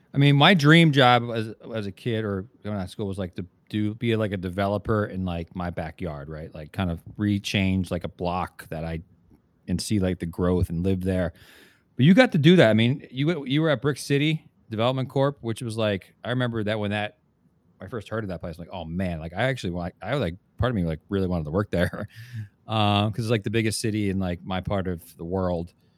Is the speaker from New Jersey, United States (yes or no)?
yes; New Jersey, United States; moved away; we're both from New Jersey originally